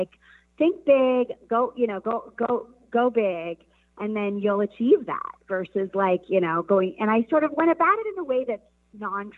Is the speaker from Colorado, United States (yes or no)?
yes; Colorado, United States; moved away as an adult; also born or lived in Los Angeles; I grew up in Colorado and actually moved to Los Angeles when I was just 20 years old